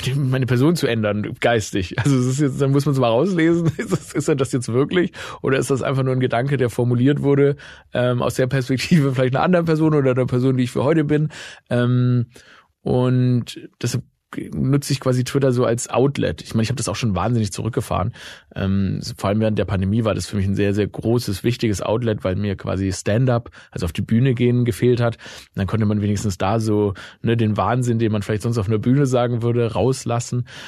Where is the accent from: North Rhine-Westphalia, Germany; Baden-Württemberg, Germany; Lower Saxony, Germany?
Baden-Württemberg, Germany; Stuttgart; meine Heimat, ne, Stuttgart